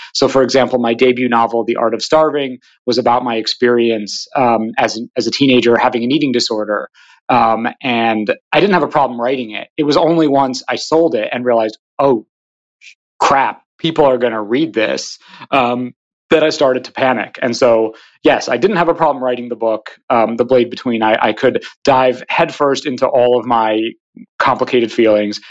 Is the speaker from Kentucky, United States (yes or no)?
no; Hudson, New York, United States; moved away as an adult; now in New York City, United States; I'm actually calling from Hudson, New York, um, where I grew up.